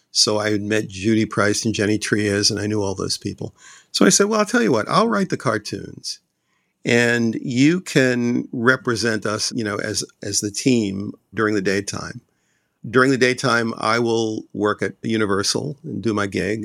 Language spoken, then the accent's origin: English; Boston, Massachusetts, United States; moved away as an adult; also born or lived in Los Angeles; I grew up in Roxbury, Massachusetts.